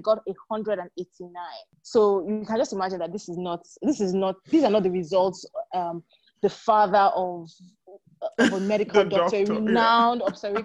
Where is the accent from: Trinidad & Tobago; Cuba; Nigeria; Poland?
Nigeria; moved away as an adult; also born or lived in United Kingdom; So I grew up in Nigeria. And then I moved to the UK, I think in 2001 or 2002, I can't remember now, to start my master's.